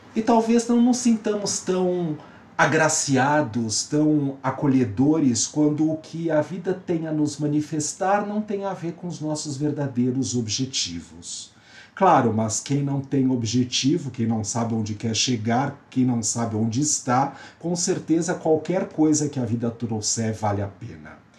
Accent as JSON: {"language": "Portuguese", "region": "São Paulo", "country": "Brazil", "said": "sou paulista, paulistano, brasileiro, da América do Sul"}